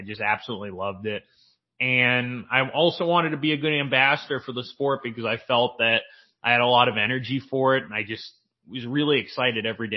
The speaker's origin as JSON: {"language": "English", "town": "San Diego", "region": "California", "country": "United States", "tie": "born or raised there", "moved": "as an adult", "lives_now": "Hot Springs, United States", "said": "I grew up in Carmel Valley, which is the town right next to Del Mar."}